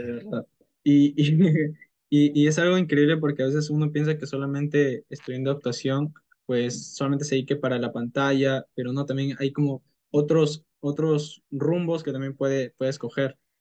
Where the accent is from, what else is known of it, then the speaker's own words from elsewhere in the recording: Peru; tengo 19 años, soy de Perú